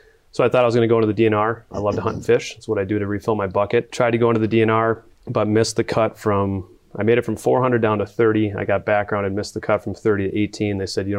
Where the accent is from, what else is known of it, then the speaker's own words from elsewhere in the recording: Rosemount, Minnesota, United States; I grew up in Rosemount, born and raised right on the border, Inver Grove, Egan, Rosemount area.